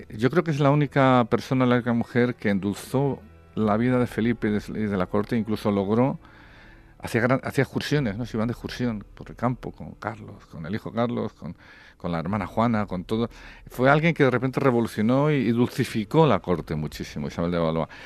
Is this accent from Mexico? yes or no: no; Spain; como español